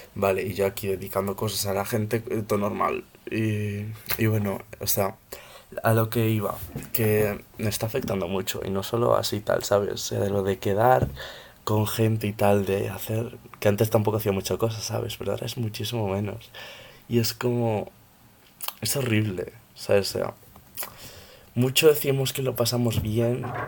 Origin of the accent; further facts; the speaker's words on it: Ourense, Galicia, Spain; soy de Urense, tengo 14 años